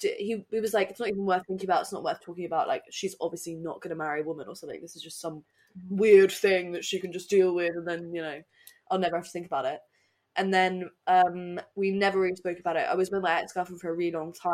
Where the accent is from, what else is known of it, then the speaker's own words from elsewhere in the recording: Ireland; I grew up in Southern Ireland.